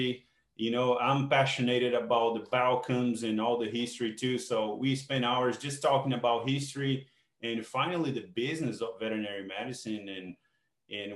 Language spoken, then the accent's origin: English; Brazil; moved away as an adult; now in Canada; I feel that I'm Brazilian. I'm also Canadian now, but I'm truly a Brazilian man, I guess. You know, I like to keep my roots. You know, that's where I come from. You know, I spent 30 years of my life there.